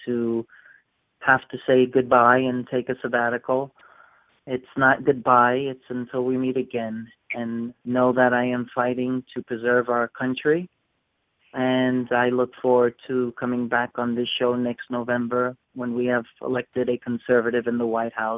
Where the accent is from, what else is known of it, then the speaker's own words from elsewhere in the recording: United States; I am an American patriot who deeply cares about my country